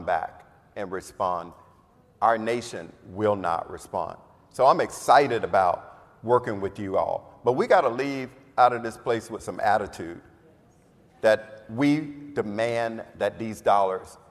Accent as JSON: {"language": "English", "region": "Florida", "country": "United States", "said": "I'm from Florida. Oh God, I'm from Florida."}